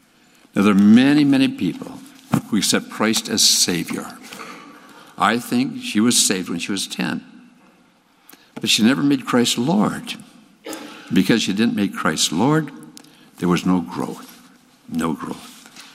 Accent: Texas, United States; The producer supposed that since I was from Texas, I could ride a horse.

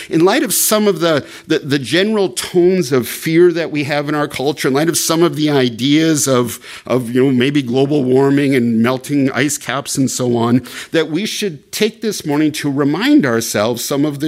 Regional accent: Canada; moved away; as a Canadian

